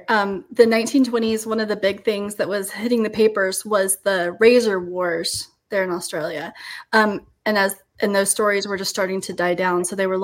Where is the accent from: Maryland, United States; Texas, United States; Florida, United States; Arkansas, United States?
Florida, United States; I'm from Florida